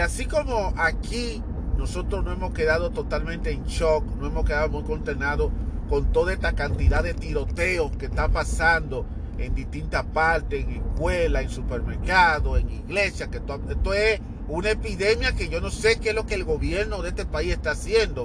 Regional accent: Dominican Republic; moved away; voy a irme a la República Dominicana, mi tierra natal

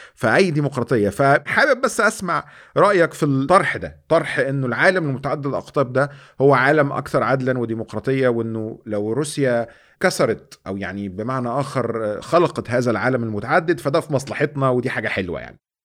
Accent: Egypt; ان انا مصري

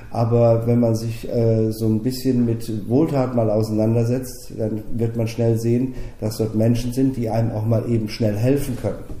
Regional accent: Germany; wir in Deutschland

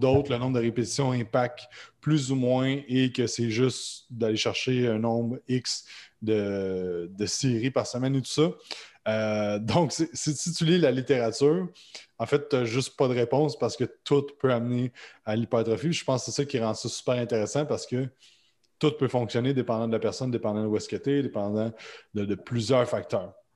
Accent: Quebec, Canada; comme vous l'entendez avec ma voix, je suis québécois

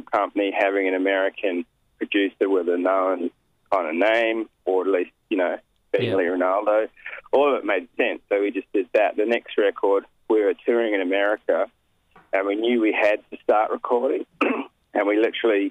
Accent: New Zealand; now in Sydney, Australia; I grew up in New Zealand

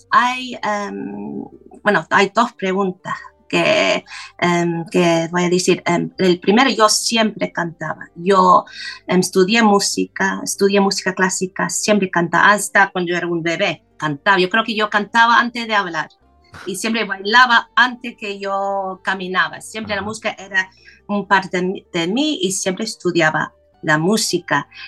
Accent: London, United Kingdom; Spanish is a second language; nací en Londres, soy inglesa

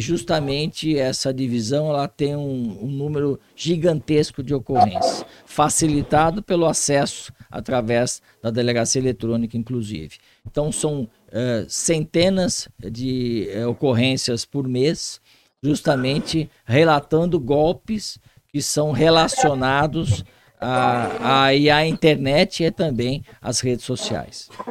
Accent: Guaratinguetá, São Paulo, Brazil; Aqui no Vale Paraíba, eu sou de Guaratinguetá.

